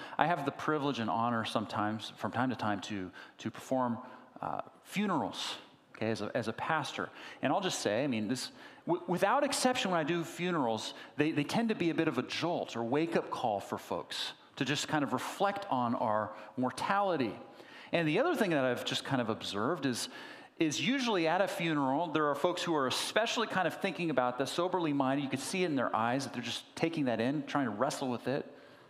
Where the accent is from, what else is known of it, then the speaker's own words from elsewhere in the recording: Berkeley, California, United States; also born or lived in San Diego; I was born in San Diego, so I was raised there until about 11 years old. When my parents moved to the East Bay, where they started a church, and I was raised there more or less in Berkeley.